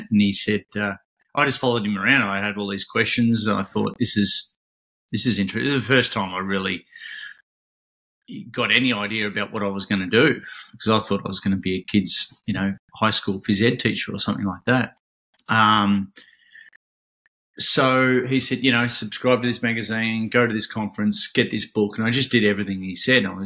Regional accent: Ocean Grove, Victoria, Australia; I'm in uh, Ocean, born and bred in Ocean Grove, so grew up grew up here as a you know competitive surfer, surf lifesaver, swimmer.

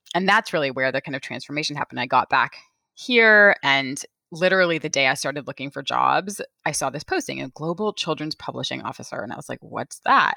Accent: California, United States; my very favorite bookstore where I grew up in California

